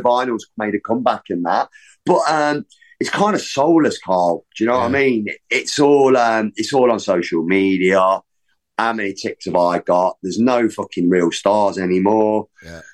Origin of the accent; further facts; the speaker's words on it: Leicester, East Midlands, United Kingdom; growing up in Leicester